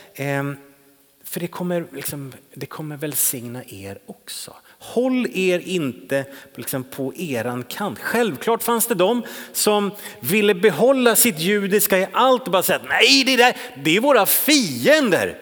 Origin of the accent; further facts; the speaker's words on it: Täby, Stockholm County, Sweden; now in Trollhättan, Sweden; den kyrka som jag växte upp i i Täby utanför Stockholm